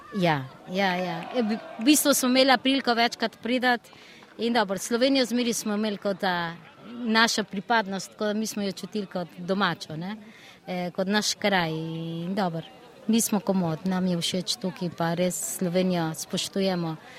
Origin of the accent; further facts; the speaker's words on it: Buenos Aires, Argentina; moved away as an adult; now in Slovenia; Mi smo rojeni v Argentini, vsi te, ki smo tukaj, smo rojeni v Argentini. Ja, ja. V oh, Buenos Airesu